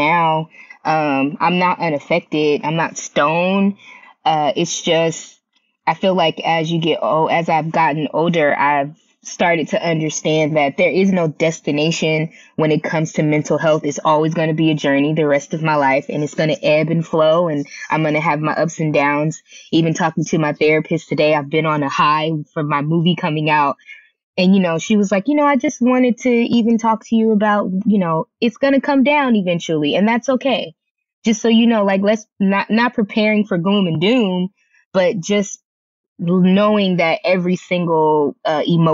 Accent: Compton, California, United States; I'm from Compton, California. And I always do say, you know, Compton made me

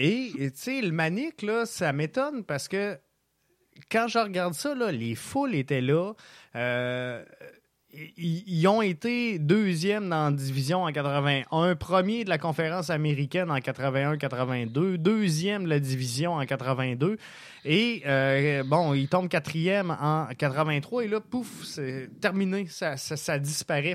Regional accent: Quebec City, Quebec, Canada; moved away; also born or lived in Montreal; je viens de Québec à la base.

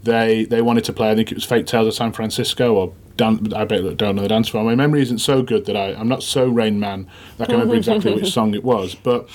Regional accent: Sheffield, Yorkshire and the Humber, United Kingdom; I'm from Sheffield. You know, I live in Sheffield at the moment.

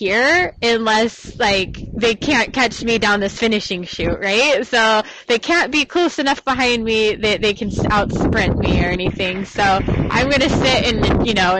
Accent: Texas, United States; I'm from Texas. My parents live close

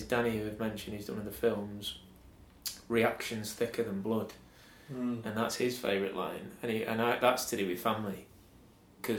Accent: Stafford, West Midlands, United Kingdom; moved away as an adult; now in Manchester, United Kingdom; Stafford, where I'm from

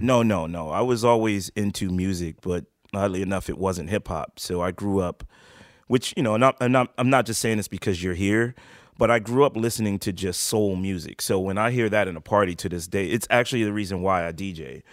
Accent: New York City, New York, United States; also born or lived in Harlem, Manhattan; I was born in Manhattan in Harlem Hospital, but raised in the Bronx

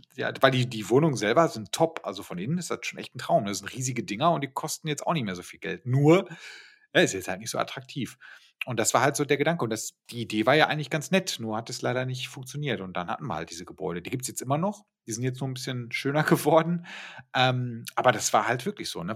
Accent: Bochum, North Rhine-Westphalia, Germany; da wo ich aufgewachsen bin, da, da, sind diese ganzen Plattenbauten halt dadurch entstanden, dass die, wir haben ja eine riesige Universität in Bochum

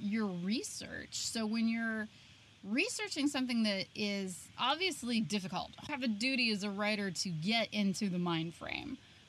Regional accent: Ohio, United States; I'm from the Midwest. I'm from Ohio.

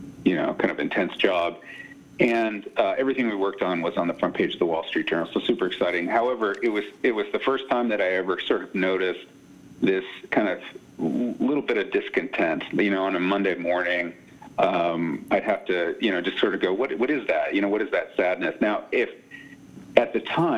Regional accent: Silicon Valley, California, United States; moved away as an adult; also born or lived in New York; I grew up in Silicon Valley

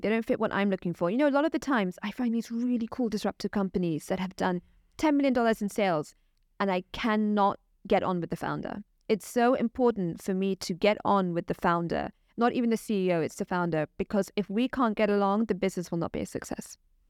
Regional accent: Pakistan; I'm Pakistani myself, so I can spot a corrupt personality quite easily, I would say.

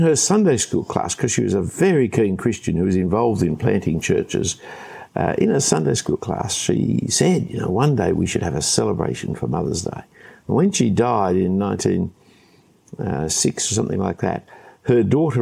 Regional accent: Sydney, New South Wales, Australia; when I grew up here in Australia, in Sydney

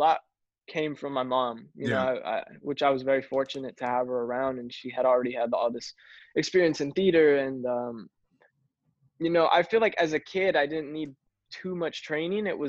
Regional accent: Los Angeles, California, United States; I'm LA born and raised.

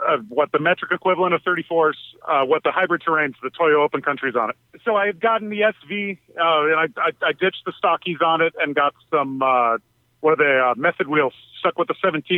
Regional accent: Southern California, United States; also born or lived in Big Island, Hawaii; now in Hawaii, United States; I grew up in Southern California.

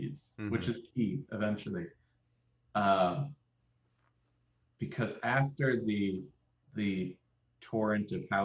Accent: Cleveland, Ohio, United States; I'm from Cleveland.

